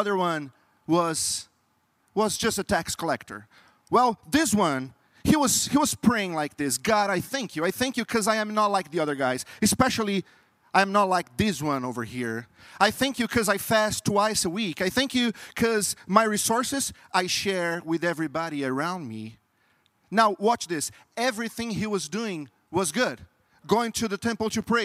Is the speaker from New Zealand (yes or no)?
no; Brazil; English is a second language; moved away; I'm not from U.S. I'm from Brazil, and Brazil is a very Catholic country. So during my entire life, I was trained